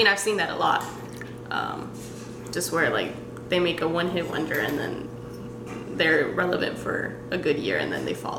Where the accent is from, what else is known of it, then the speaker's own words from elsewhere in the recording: Mexico; also born or lived in San Diego, California; now in Texas, United States; I'm from Mexico.